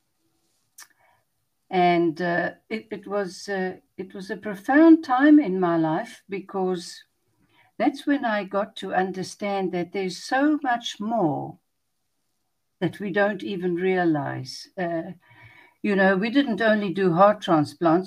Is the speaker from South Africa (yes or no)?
yes; Pretoria, Gauteng, South Africa; moved away as an adult; also born or lived in Johannesburg; now in Cape Town, South Africa; I was born in Pretoria, which is in the northern part of the country, but I've spent the greater part of my adult life in this part of the world.